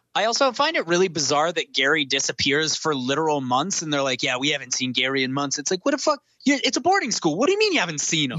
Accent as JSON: {"language": "English", "area": "near Vancouver", "region": "British Columbia", "country": "Canada", "tie": "born or raised there", "said": "Vancouver, which is just you know a hop and a skip away from my hometown"}